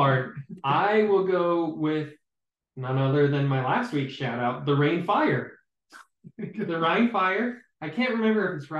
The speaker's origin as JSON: {"language": "English", "region": "Utah", "country": "United States", "said": "We're from Utah."}